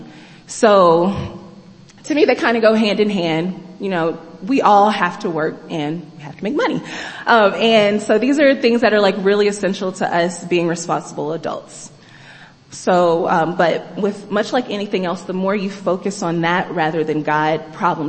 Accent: Kansas, United States; moved away as an adult; I'm from the Midwest. I'm from Kansas.

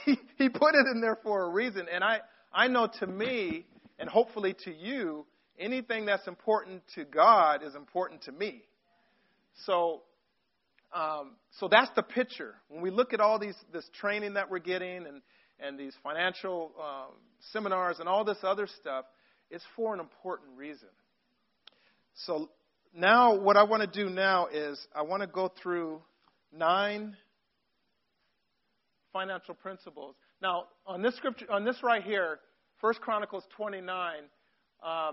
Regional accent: Long Beach, California, United States; I grew up in Long Beach, California. I went to Woodrow Wilson High School

